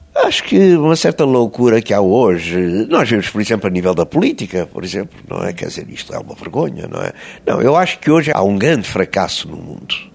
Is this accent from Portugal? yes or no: yes; Estoril, Lisbon, Portugal; Eu, quando era miúdo, era muito doentinho, não é? Muito fraquinho. O médico disse aos meus pais que eu não ia passar dos sete anos. De maneira que saímos de Lisboa e foram viver para o Estoril, para São Pedro Estoril